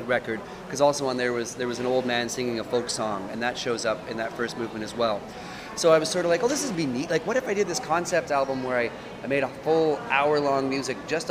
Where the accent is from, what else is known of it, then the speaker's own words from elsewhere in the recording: Portage la Prairie, Manitoba, Canada; I grew up in Portage la Prairie